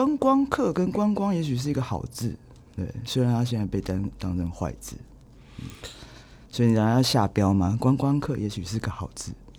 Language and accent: Chinese; Taipei, Taiwan; also born or lived in Tainan; 这边又是我的老家